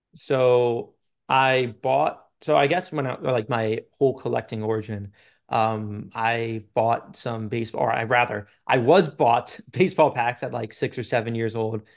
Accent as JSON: {"language": "English", "area": "Long Island", "region": "New York", "country": "United States", "said": "I'm from Long Island, New York"}